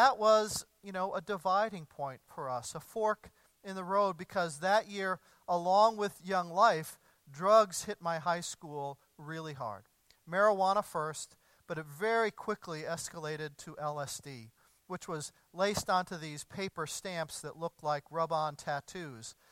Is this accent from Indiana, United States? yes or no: yes; Evansville, Indiana, United States; moved away; my hometown of Evansville, Indiana